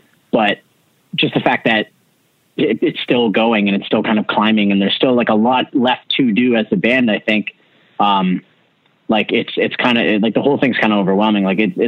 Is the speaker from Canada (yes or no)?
yes; Canada; we weren't a very known band, especially being like Canadian and coming from like, you know, and then just starting to break into the United States.